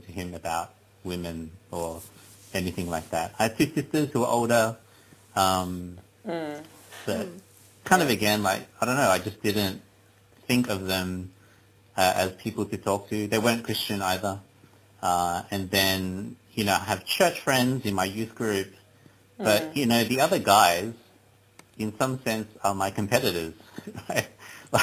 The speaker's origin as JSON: {"language": "English", "country": "Australia", "said": "me being Chinese Australian"}